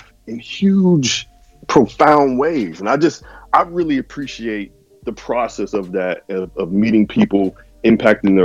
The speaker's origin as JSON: {"language": "English", "town": "Pittsburgh", "region": "Pennsylvania", "country": "United States", "tie": "born or raised there", "said": "I'm from Pittsburgh, born and raised, Pittsburgh, PA"}